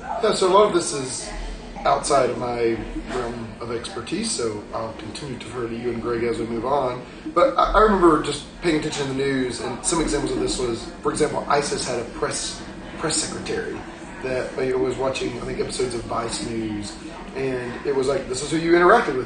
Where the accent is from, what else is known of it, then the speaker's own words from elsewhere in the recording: Georgia, United States; growing up in Georgia